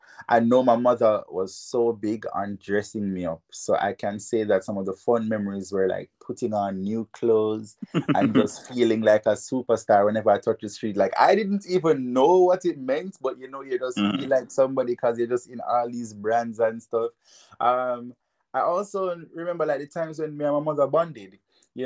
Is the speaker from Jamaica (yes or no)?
yes; Jamaica; moved away as an adult; now in Japan; spent 6 years there, went to Kingston College